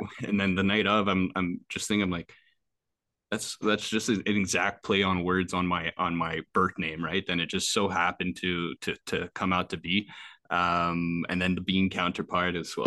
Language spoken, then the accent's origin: English; Quebec, Canada; they're in my hometown.